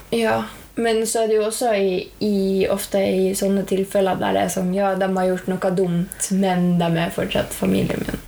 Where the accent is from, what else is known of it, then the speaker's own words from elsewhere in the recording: Norway; vi har vokst opp i Norge, som er det beste landet å vokse opp